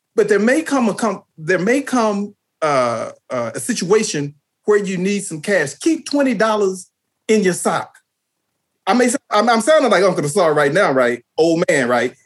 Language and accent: English; Texas, United States; moved away as an adult; also born or lived in Washington, D.C.; when we were growing up in Texas